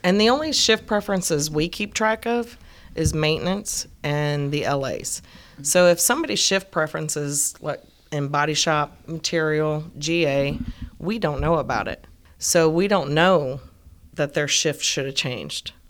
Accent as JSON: {"language": "English", "region": "Ohio", "country": "United States", "moved": "yes", "said": "I'm from Ohio, and they didn't have a lot of resources"}